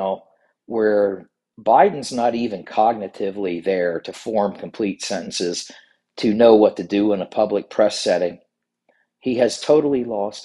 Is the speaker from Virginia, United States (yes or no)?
yes; Virginia, United States; in Virginia, especially in my home state